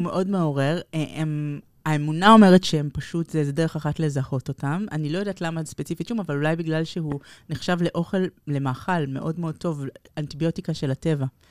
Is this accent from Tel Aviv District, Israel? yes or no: yes; Tel Aviv, Tel Aviv District, Israel; נולדנו בכיכר דיזינגוף